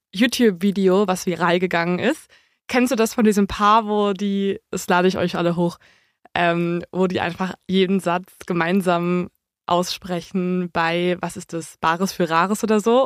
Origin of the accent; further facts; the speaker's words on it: near Dortmund, North Rhine-Westphalia, Germany; ich komme aus der Nähe von Dortmund